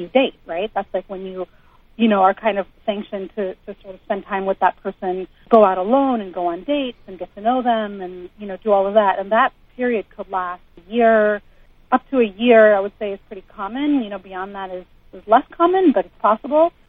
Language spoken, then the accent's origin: English; United States; I was raised like in the United States